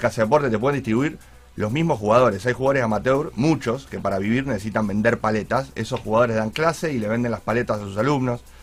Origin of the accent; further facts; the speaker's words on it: Argentina; yo soy argentino